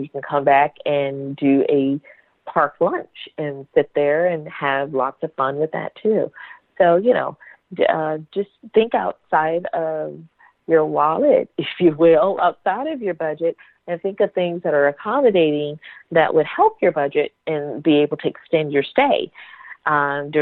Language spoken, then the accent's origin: English; the South, United States; I'm a Southern Belle. I'm from the South